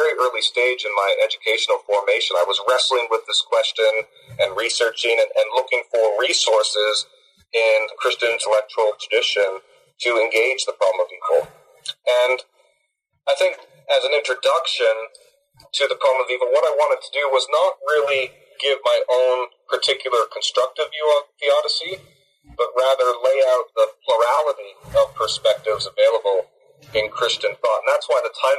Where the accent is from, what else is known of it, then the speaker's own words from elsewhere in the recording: Barrie, Ontario, Canada; moved away as an adult; also born or lived in New Haven, Connecticut / Cambridge, Massachusetts / Montreal / Missouri; now in Sudbury, Canada; I'm Canadian from Barrie, Ontario